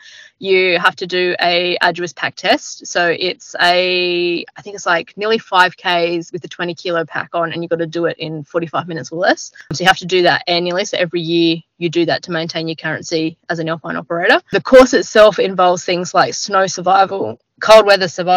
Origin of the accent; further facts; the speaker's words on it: Jindabyne, New South Wales, Australia; also born or lived in Northern Territory; I grew up down in the Snow Mountains, down in New South Wales, in a little seasonal town called Jindabyne